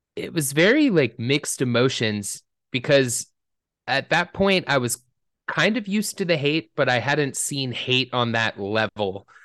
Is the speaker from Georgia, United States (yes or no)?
yes; Atlanta, Georgia, United States; when you're growing up in Atlanta